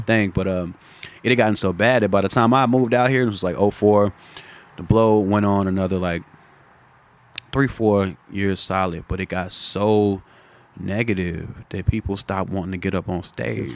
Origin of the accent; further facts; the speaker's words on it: Chicago, Illinois, United States; moved away; my experience growing up in Chicago